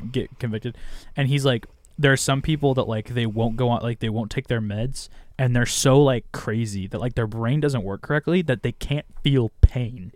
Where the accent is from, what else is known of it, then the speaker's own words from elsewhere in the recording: California, United States; Californian boy